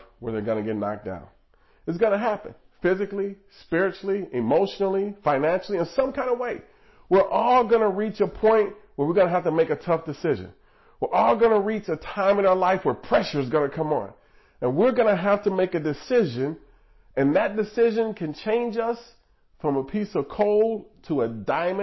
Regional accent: Nebraska, United States; I was born in Nebraska

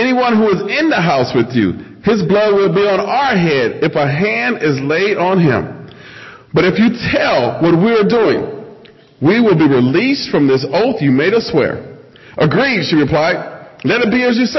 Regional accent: Nebraska, United States; moved away; I'm originally from Nebraska.

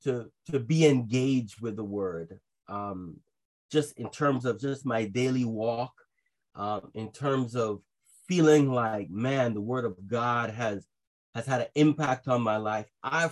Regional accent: Trinidad & Tobago; also born or lived in Jamaica; I actually grew up in Jamaica and Trinidad because my mother is Jamaican and my father is Trinidadian.

